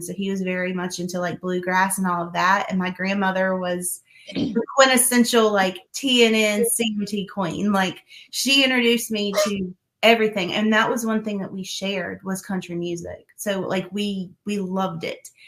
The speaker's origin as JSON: {"language": "English", "town": "Hickory", "region": "North Carolina", "country": "United States", "tie": "born or raised there", "also_born_or_lived": "Vale, North Carolina", "said": "I grew up in Hickory and then moved to Vail when I got married. So that's about 30 minutes away from Hickory."}